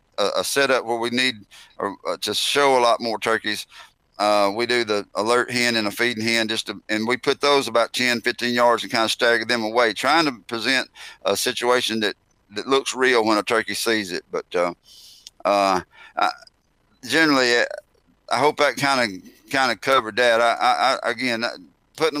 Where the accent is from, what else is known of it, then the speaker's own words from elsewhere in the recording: Heflin, Alabama, United States; I grew up in Alabama